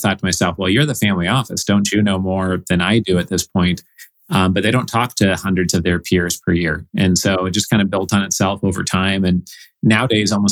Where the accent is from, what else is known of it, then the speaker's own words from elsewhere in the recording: Oregon, United States; moved away as an adult; also born or lived in Evanston, Illinois / Boston; I grew up in Oregon.